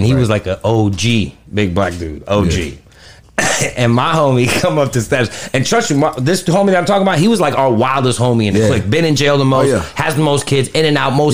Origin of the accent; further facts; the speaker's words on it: Pittsburgh, Pennsylvania, United States; I grew up in Pittsburgh, Pennsylvania.